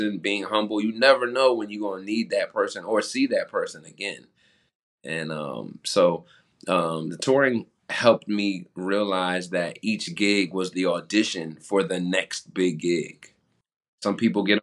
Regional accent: New Jersey, United States; moved away as an adult; also born or lived in Philadelphia, Pennsylvania; growing up in Jersey, I played music all through school

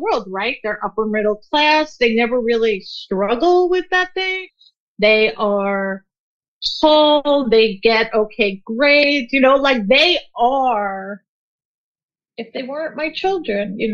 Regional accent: Long Island, New York, United States; I grew up on Long Island in the 80s

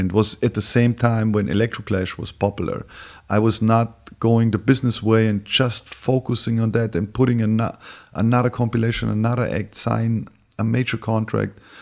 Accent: Bavaria, Germany; moved away; also born or lived in Berlin / New York; I was born in Bavaria, moved to Berlin, went to New York, and went back

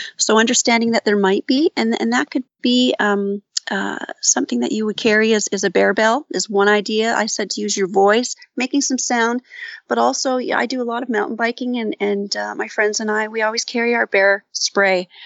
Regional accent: St. Catharines, Ontario, Canada; I'm from Saint Catharines

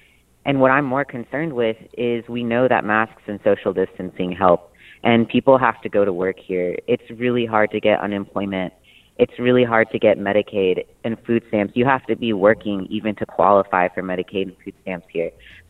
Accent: Atlanta, Georgia, United States; also born or lived in Philadelphia, Pennsylvania; Okay, so I'm from Atlanta. I've been living in Philly and the Northeast for the past few years, and I just moved back this winter.

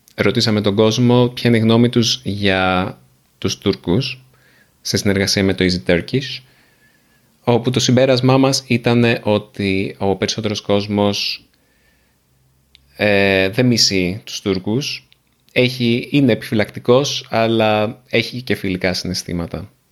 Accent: Nea Smyrni, Attica, Greece; και η γιαγιά και η μαμά και εγώ μεγαλώσαμε στη Νέα Σμύρνη

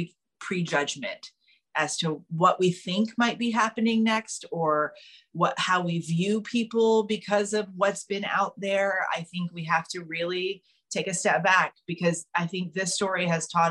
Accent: South Carolina, United States; moved away as an adult; now in New York, United States; as kids growing up in South Carolina, we all spent time on boats.

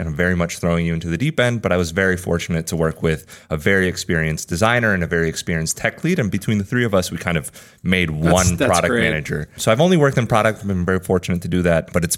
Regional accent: Spain; Yeah, so I've been following Postlight from abroad. I'm from Spain originally, like I mentioned.

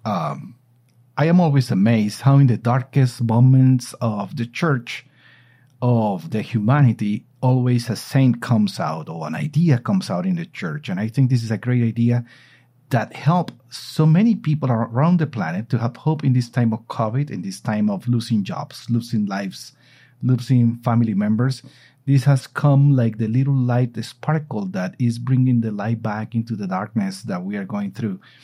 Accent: Colombia; I am here in my hometown in Colombia.

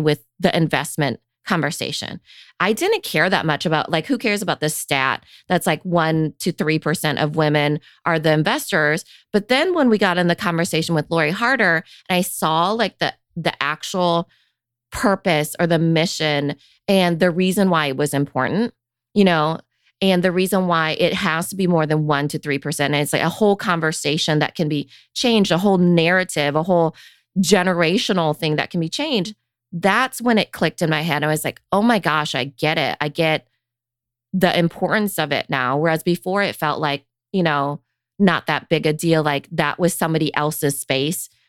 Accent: Iowa, United States; I grew up in Iowa

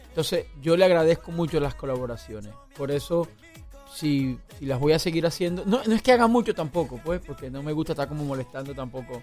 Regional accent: Urumita, La Guajira, Colombia; mi pueblo, en Urumita

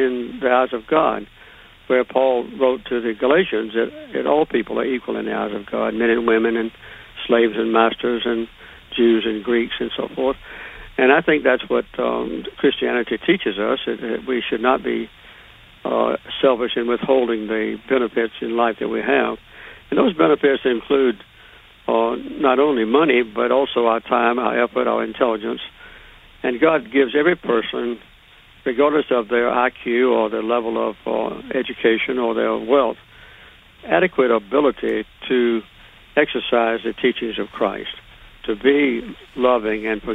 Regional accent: Deep South, United States; I grew up in the Deep South

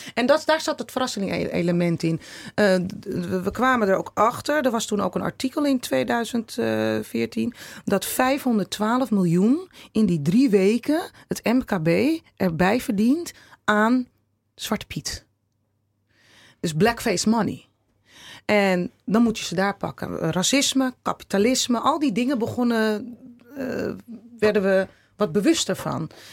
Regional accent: Netherlands; ons Nederland

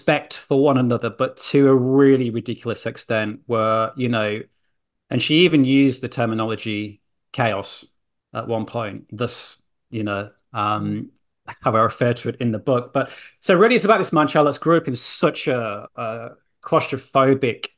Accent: Yorkshire and the Humber, United Kingdom; now in Australia; I'm a Yorkshire lad.

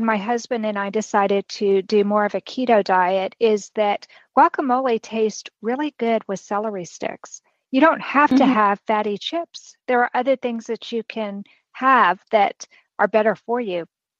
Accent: Texas, United States; I'm from Texas

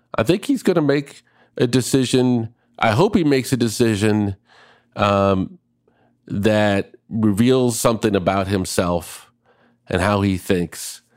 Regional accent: Minneapolis, Minnesota, United States; born or raised there

